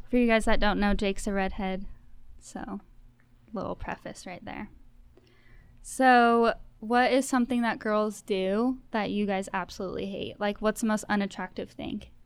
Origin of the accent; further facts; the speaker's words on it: Spring Creek, Nevada, United States; moved away as an adult; now in Cedar City, United States; we're from Spring Creek.